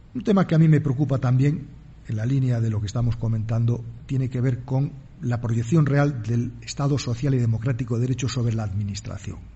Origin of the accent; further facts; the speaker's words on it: Spain; en mi país la Constitución española